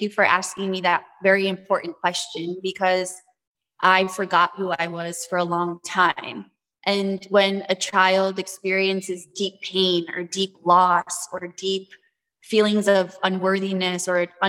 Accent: New York City, New York, United States; moved away; I went back to my roots from the Bronx, born in New York

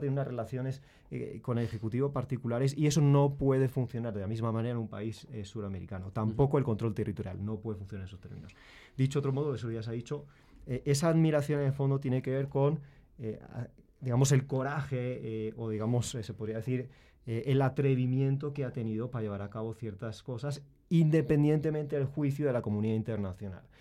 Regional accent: Madrid, Community of Madrid, Spain; yo nací en España, eh, en Madrid

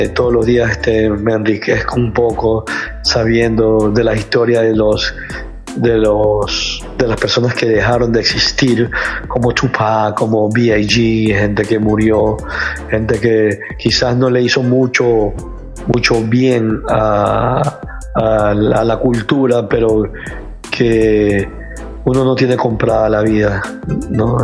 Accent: Guayaquil, Guayas, Ecuador; now in United States; resido en los Estados Unidos, soy guayaquileño, ecuatoriano

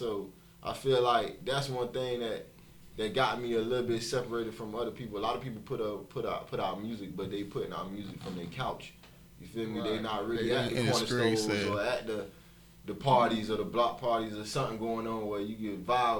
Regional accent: Miami Gardens, Florida, United States; I'm from CC, born and raised.

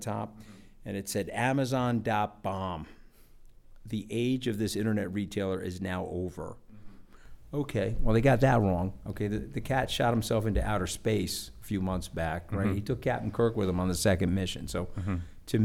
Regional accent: Long Island, New York, United States; I'm from Long Island, and I've other than going to Tufts and Harvard Law School, I've lived on Long Island my whole life. And like literally 2 miles from where my parents raised me

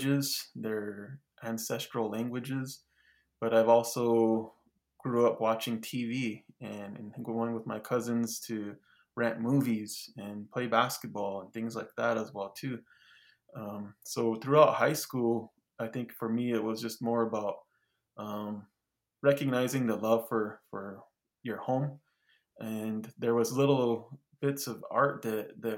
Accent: Kyle, South Dakota, United States; also born or lived in New Mexico; And I grew up in Kyle, South Dakota.

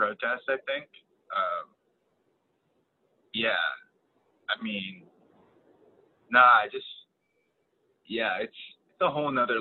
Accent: California, United States; moved away as an adult; also born or lived in Sacramento / Santa Cruz / Oakland; now in Maryland, United States; I'm from California. Like, I went to middle school in Sacramento and then high school in Santa Cruz

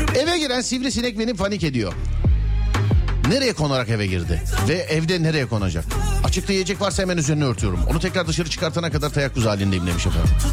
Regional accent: Istanbul, Turkey; ben İstanbullu olarak

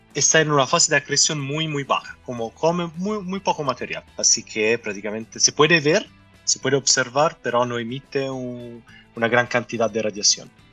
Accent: Italy; Spanish is a second language; moved away as an adult; also born or lived in Japan; now in Chile; no soy de, de Chile, como soy italiano. Y antes de venir acá, eh, viví años en Japón

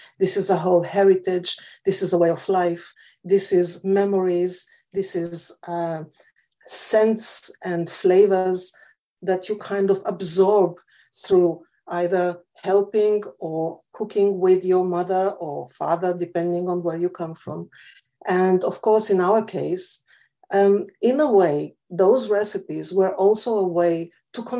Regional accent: Lithuania; also born or lived in Israel; now in London, United Kingdom; I was born in Lithuania, I speak five languages

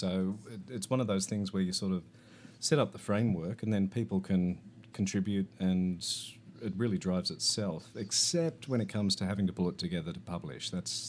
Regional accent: Australia

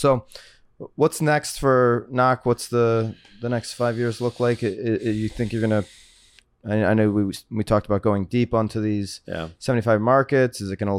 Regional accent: Connecticut, United States; also born or lived in South Florida; now in Florida, United States; I'm from Connecticut. I live in South Florida now

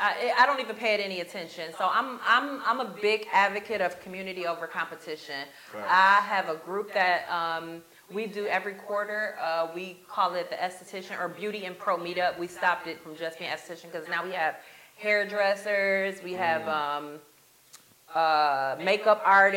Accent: Grand Rapids, Michigan, United States; moved away as an adult; also born or lived in Chicago, Illinois; now in Tampa, United States; my hometown, which is Grand Rapids, Michigan

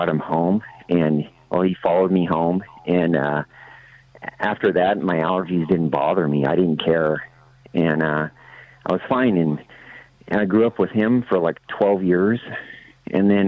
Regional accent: Midwest, United States; I grew up in the Midwest, and my dad was a farmer

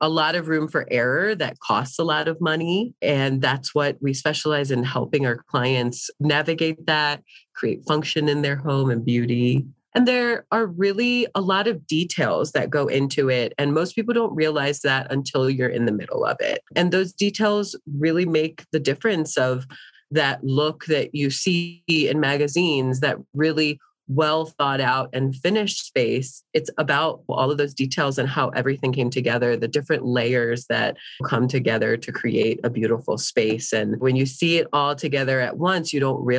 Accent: East Coast, United States; now in Denver, United States; I am from the East Coast

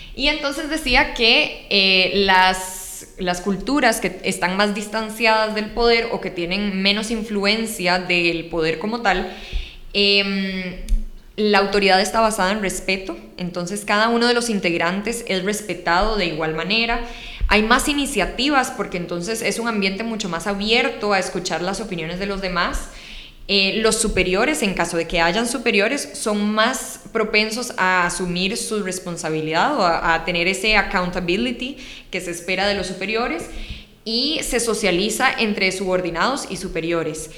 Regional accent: Costa Rica; los ticos tal vez no estamos acostumbrados a hacer

